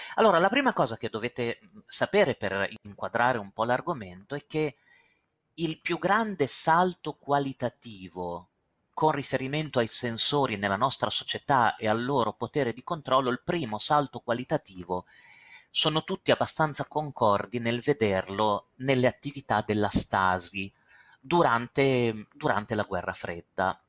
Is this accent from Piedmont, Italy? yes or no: no; Castelfranco Emilia, Emilia-Romagna, Italy; moved away; Io sono di Castelfranco Emilia, il mio paese natale Castelfranco Emilia, dove ho vissuto per 33 anni